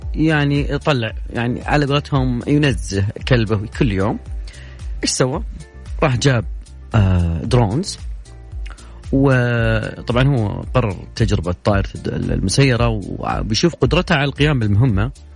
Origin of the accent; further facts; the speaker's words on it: Saudi Arabia; عندنا في المملكة العربية السعودية